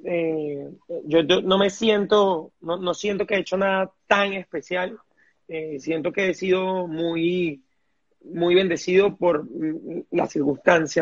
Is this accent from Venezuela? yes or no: yes; Venezuela; todos los venezolanos tenemos, somos brillantes